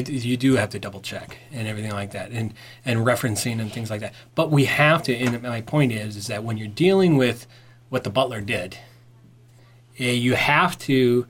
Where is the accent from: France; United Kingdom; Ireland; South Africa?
Ireland; I usually do that. I'm Irish, for crying out loud.